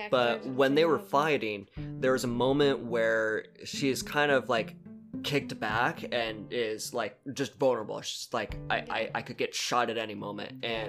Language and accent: English; California, United States; because we come from Southern California where it's like, no, it's dry earthquakes and fires